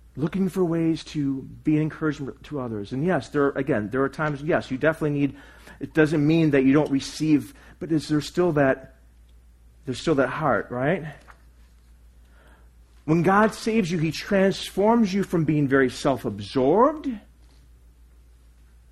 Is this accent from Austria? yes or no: no; United States; I'm just American